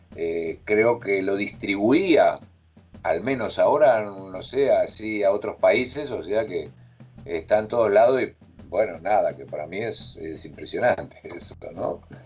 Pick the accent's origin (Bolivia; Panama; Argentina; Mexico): Argentina; now in Madrid, Spain